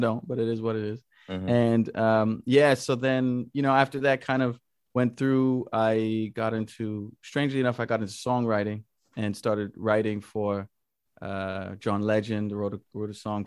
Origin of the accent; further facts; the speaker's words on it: Jamaica; also born or lived in Toronto; now in Berlin, Germany; I'm originally from Jamaica and landed in Berlin